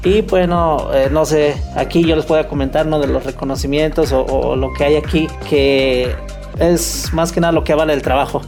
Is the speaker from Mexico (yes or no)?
yes; Mexico; México como mexicanos damos la bienvenida a todos